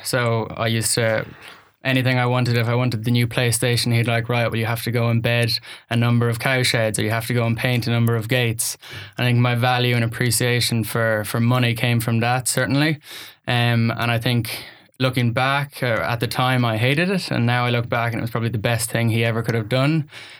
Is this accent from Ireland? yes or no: yes; Ireland; accent: Irish; So I think my life started in Ireland. You'll hear from the accent. I am the son of a farmer's son.